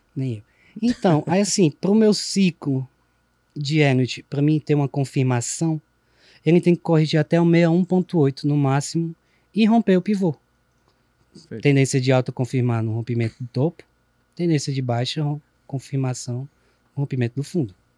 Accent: Ceará, Brazil; accent: Cearense; o cearenseis, nossa, nosso dialeto

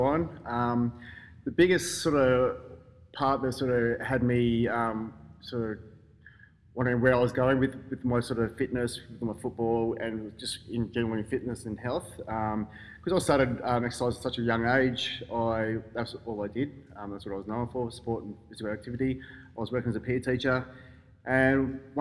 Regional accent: Canberra, Australian Capital Territory, Australia; moved away as an adult; also born or lived in Melbourne / Brisbane; I was born in Melbourne, grew up in Canberra.

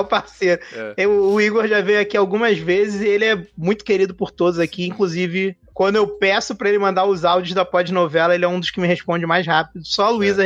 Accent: Rio de Janeiro, Brazil; accent: carioca; O meu jeito de falar fica mais carioca

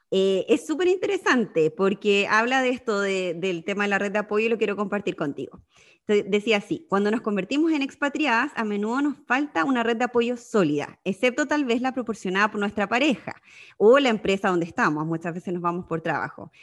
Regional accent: Magallanes and Chilean Antarctica, Chile; moved away as an adult; also born or lived in Sydney, Australia; now in Netherlands; soy magallánica viviendo en Holanda ya hace eh, dos años

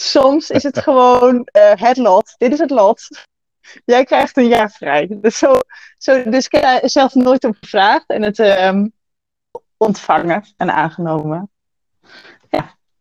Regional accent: Achterhoek, Gelderland, Netherlands; also born or lived in Enschede area; opgegroeid in de Achterhoek en heb lang in de omgeving van Enschede gewoond

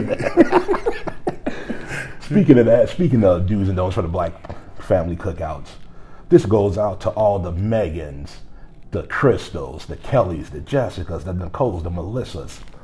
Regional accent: Gary, Indiana, United States; grew up in Gary, Indiana

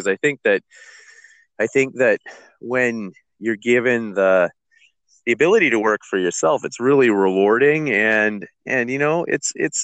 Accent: Comox Valley, British Columbia, Canada; I grew up in the Comox Valley

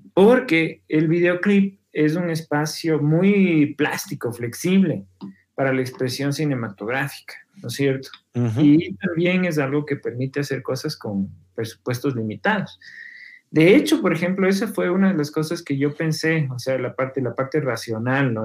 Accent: Quito, Pichincha, Ecuador; yo como quiteño

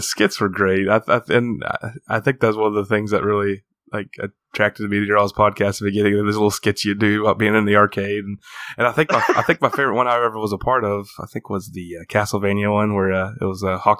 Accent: Appalachia, United States; born or raised there

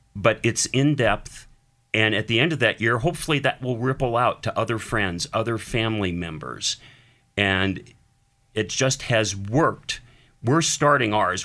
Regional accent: Erie, Pennsylvania, United States; I'm Erie, born and raised

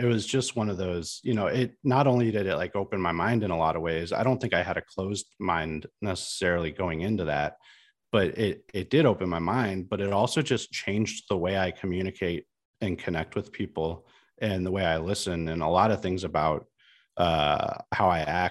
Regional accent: Midwest, United States; I was a kid from the Midwest, like a fairly small town in the Midwest, who went to grade school and high school with a bunch of people who looked and sounded and acted exactly like me.

